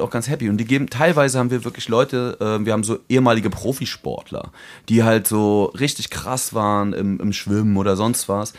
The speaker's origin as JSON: {"language": "German", "country": "Germany", "accent": "German", "moved": "yes", "said": "mein deutscher Akzent"}